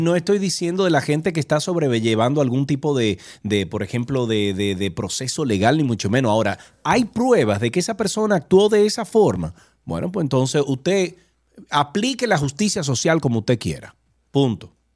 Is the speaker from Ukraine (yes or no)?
no; Dominican Republic